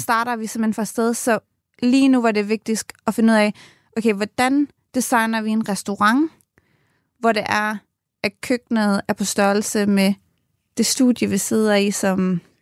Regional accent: Nakskov, Zealand, Denmark; moved away as an adult; now in Ireland; jeg kommer ned fra Nakskov og har gået i folkeskole og gymnasiet dernede

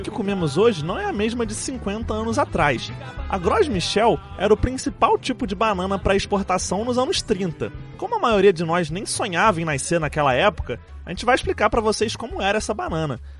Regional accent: Brazil

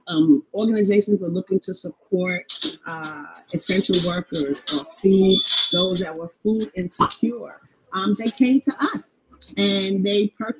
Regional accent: New York City, New York, United States; also born or lived in Queens; I am a longtime Queens resident. I was born in Harlem

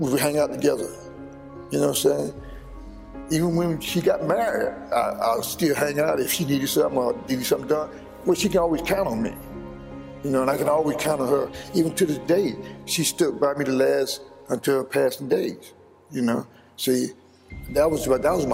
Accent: Mims, Florida, United States; also born or lived in South Carolina; I grew up in Mims

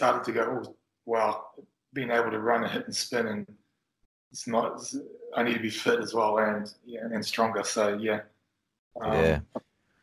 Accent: Auckland, New Zealand; as a young Kiwi growing up in Auckland

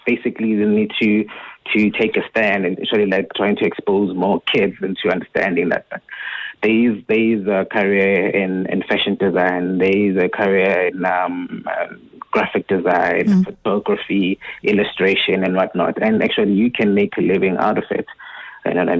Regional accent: Tsakane, Gauteng, South Africa; also born or lived in Wattville, Ekurhuleni / Johannesburg; I was born in Watville, which is like a small township in Ekurhuleni. And then my family moved to Tsakane

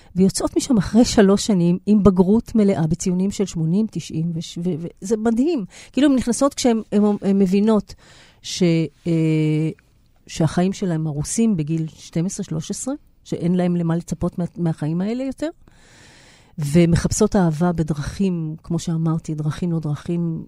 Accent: Israel; אני נולדתי בארץ, חוויית ההגירה עברה אליי ב-DNA

